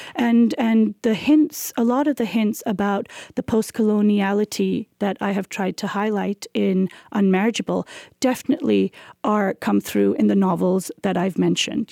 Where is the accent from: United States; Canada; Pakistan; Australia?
Pakistan